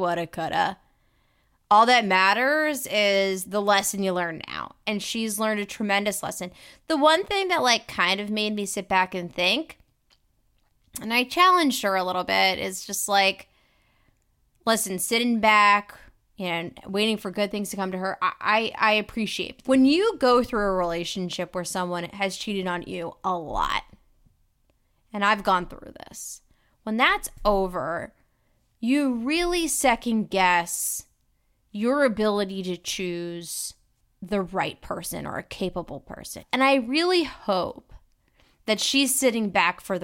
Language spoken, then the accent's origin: English; Philadelphia, Pennsylvania, United States; we Philly folks don't all say water or cousin